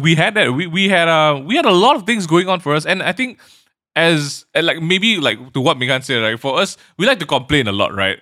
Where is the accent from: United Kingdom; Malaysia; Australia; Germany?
Malaysia; we are proud about being Malaysian